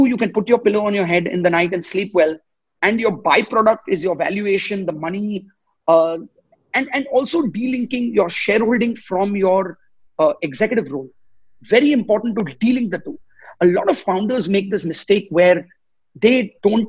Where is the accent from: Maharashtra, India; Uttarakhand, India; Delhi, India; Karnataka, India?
Maharashtra, India; Mumbai; I was born and raised in Bombay.